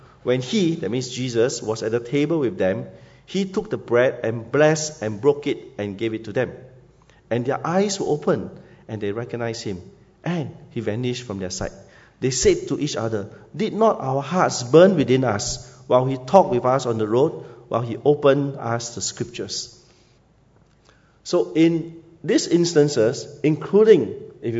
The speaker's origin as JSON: {"language": "English", "country": "Singapore", "also_born_or_lived": "Yunnan, China", "moved": "as an adult", "said": "I'm from Siglap Secondary School"}